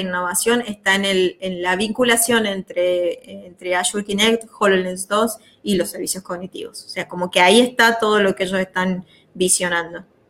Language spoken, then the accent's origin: Spanish; Salta, Argentina; yo soy de Salta